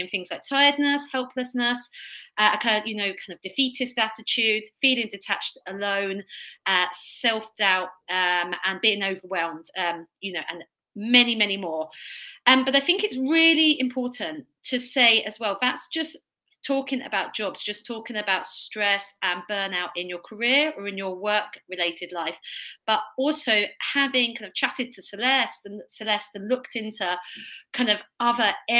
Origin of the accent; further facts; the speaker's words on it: Kent, South East England, United Kingdom; accent: Kent; my Kent accent